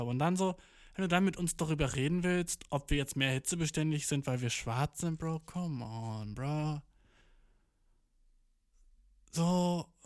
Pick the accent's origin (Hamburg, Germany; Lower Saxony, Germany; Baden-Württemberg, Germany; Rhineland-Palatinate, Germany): Lower Saxony, Germany; Göttingen; born there; ich habe gerade gesagt, ich bin in Göttingen geboren, ne?